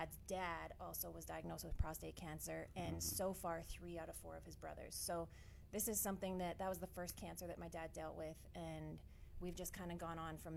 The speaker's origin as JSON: {"language": "English", "country": "Canada", "moved": "yes", "lives_now": "Phoenix, United States", "said": "I am Canadian originally, but living here in Phoenix now"}